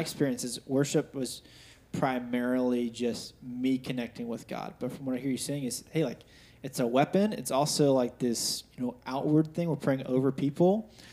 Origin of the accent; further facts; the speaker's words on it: United States; we grew up in America